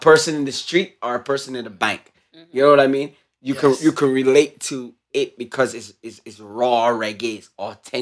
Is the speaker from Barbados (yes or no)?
yes; Barbados; I'm from Barbados